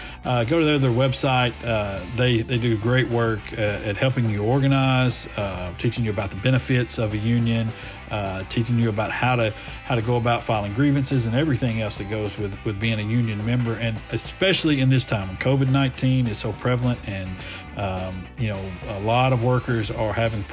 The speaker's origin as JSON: {"language": "English", "town": "Decatur", "country": "United States", "tie": "born or raised there", "said": "I grew up in Decatur"}